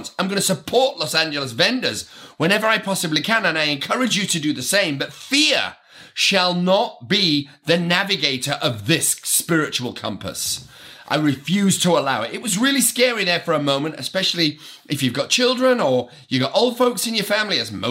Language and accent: English; United Kingdom; I am British